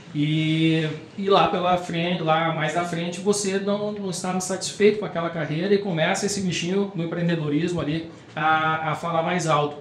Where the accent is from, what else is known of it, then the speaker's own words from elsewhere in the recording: Rio Grande do Sul, Brazil; Eu sou gaúcho